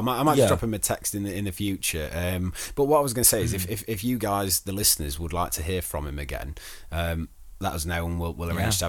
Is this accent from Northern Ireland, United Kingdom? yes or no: no; East Midlands, United Kingdom; It's like me saying I'm from Derbyshire.